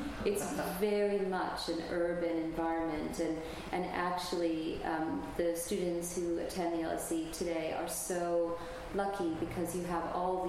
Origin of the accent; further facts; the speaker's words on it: United States; now in London, United Kingdom; as an American coming to London